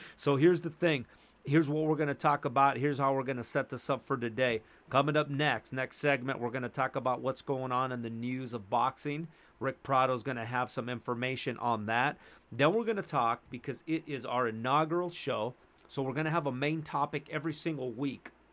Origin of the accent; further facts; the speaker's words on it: Los Angeles, California, United States; I grew up in Los Angeles, California, born and raised. Atwater Village.